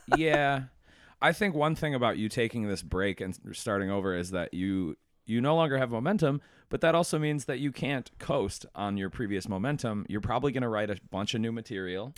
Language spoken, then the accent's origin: English; Buffalo, New York, United States; I'm from Buffalo